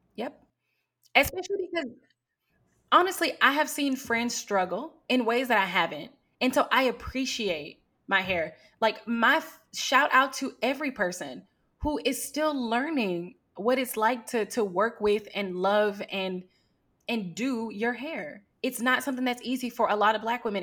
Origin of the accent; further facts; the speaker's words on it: Houston, Texas, United States; also born or lived in Atlanta / Southeast Asia; I was born and raised in Houston, and I moved away from Houston when I went to college in Atlanta